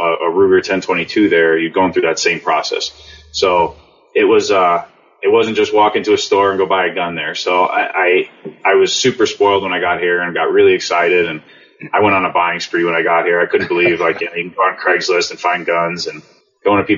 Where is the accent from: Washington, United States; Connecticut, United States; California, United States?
Connecticut, United States; moved away as an adult; also born or lived in Germany; I grew up in Connecticut